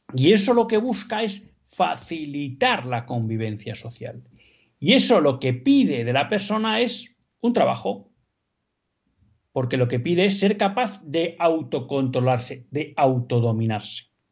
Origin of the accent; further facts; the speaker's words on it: Spain; como españoles